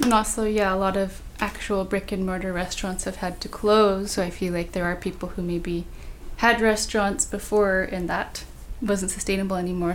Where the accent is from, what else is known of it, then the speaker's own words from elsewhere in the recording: Bay Area, California, United States; Growing up in the Bay Area, which I feel like is known for being really diverse